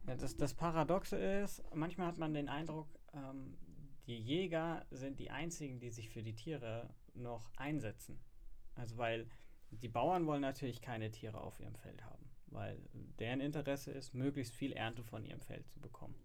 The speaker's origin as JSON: {"language": "German", "town": "Frankfurt", "region": "Hesse", "country": "Germany", "said": "als äh, Frankfurter arbeitet man in der Finanz- und Versicherungsbranche"}